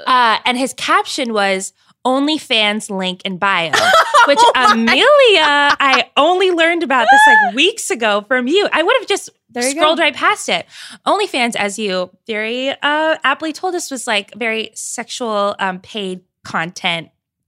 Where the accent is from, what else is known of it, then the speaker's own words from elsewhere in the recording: Ireland; As an Irish woman